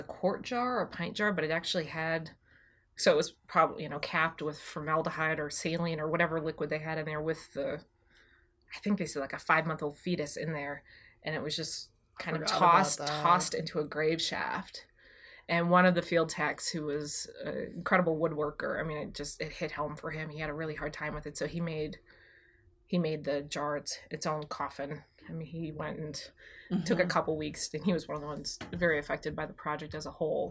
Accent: Wisconsin, United States; moved away; I grew up in Wisconsin

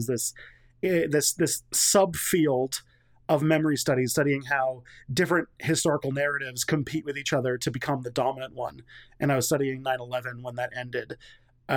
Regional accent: Canada; as a Canadian

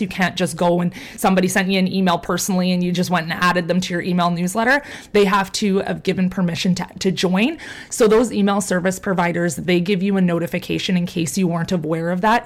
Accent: Canada; I'm from Canada

